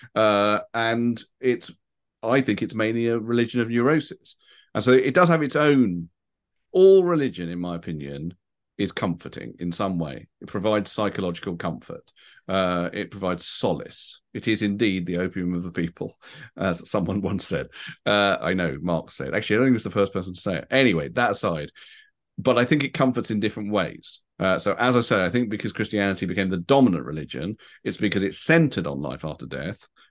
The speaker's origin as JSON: {"language": "English", "country": "United Kingdom", "tie": "born or raised there", "said": "I feel, you know, English, British, however you want to put it."}